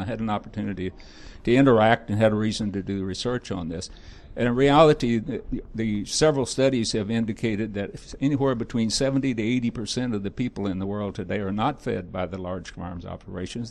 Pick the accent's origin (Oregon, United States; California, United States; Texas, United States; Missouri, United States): Missouri, United States; I'm from Missouri